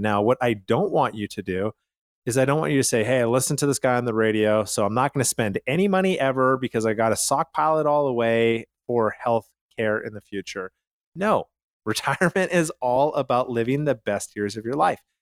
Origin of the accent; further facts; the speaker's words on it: Calgary, Alberta, Canada; moved away; I'm from Calgary